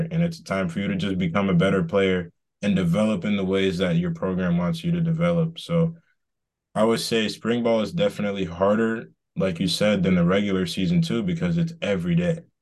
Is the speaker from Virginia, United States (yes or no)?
no; Boston, Massachusetts, United States; moved away as an adult; also born or lived in Georgia; I'm from Boston, um, originally